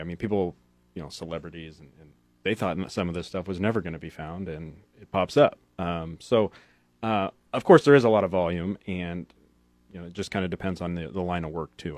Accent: Hastings, Nebraska, United States; moved away as an adult; also born or lived in Lincoln, Nebraska; I'm actually from Hastings

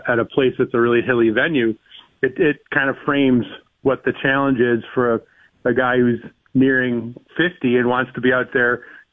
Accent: Michigan, United States; now in Connecticut, United States; I grew up in Michigan, a Red Wing fan. Since I moved here to Connecticut

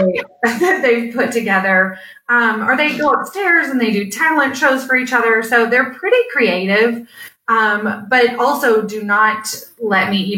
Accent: Louisville, Kentucky, United States; I'm born and raised in Louisville

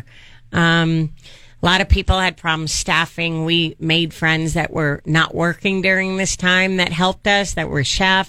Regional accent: Bay Area, California, United States; moved away as an adult; also born or lived in Paso Robles, California; I'm originally from the Bay Area

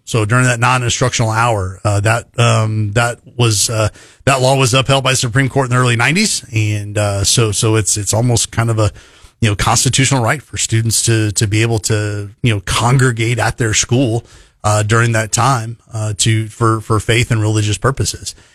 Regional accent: Texas, United States; growing up in Texas

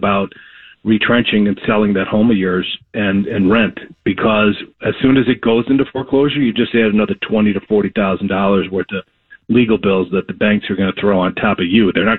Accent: New York, United States; born there; I was born in New York, and I grew up

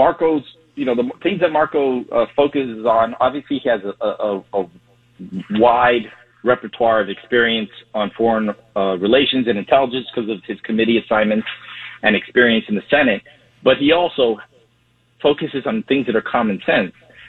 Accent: Spain; also born or lived in Cuba (family); now in Florida, United States; I'm Hispanic. I was born in Spain, and I come from a Cuban family

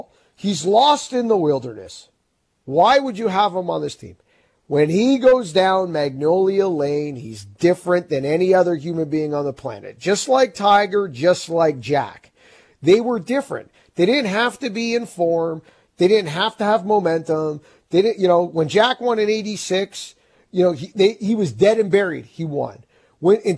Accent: Canada; as Canadian golf fans

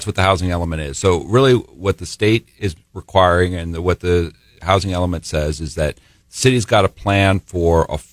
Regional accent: Orange County, California, United States; now in Paso Robles, United States; I grew up in Orange County

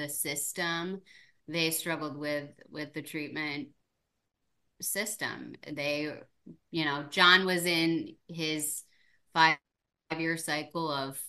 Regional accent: St. Louis, Missouri, United States; I was born and raised in St. Louis

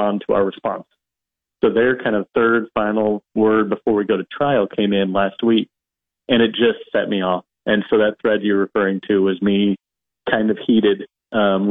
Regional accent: Nebraska, United States; my home state

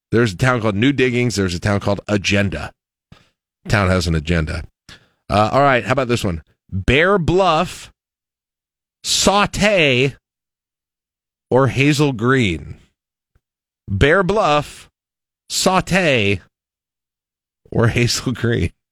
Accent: Toronto, Ontario, Canada; no I'm from Toronto.

